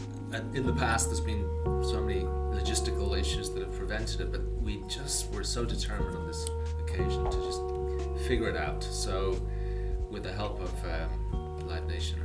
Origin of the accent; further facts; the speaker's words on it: Ireland; we grew up in Ireland, and Ireland's a very small community